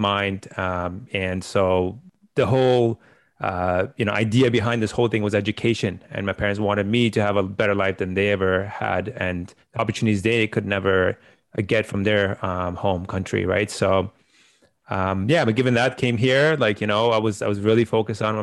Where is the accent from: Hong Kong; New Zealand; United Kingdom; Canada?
Canada; also born or lived in Afghanistan; I came to Canada around, I think, 2000, August of 2000. So been here for I guess majority of my life, you can say. I practically grew up here. I was around 10 years old when we came to the country.